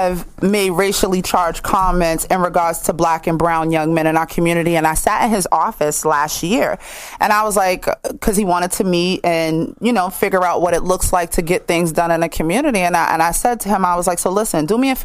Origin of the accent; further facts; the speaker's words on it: Boston, Massachusetts, United States; I'm from Franklin Hill.